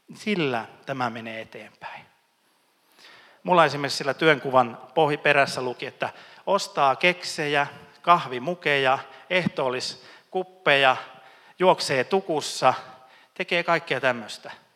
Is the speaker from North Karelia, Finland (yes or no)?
no; Ostrobothnia, Finland; Mä oon pohjalainen